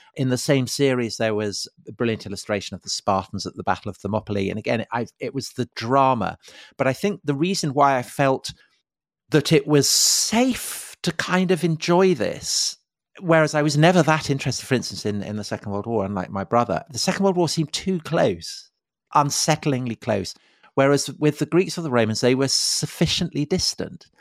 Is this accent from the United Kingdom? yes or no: yes; outside Salisbury, South West England, United Kingdom; I grew up outside Salisbury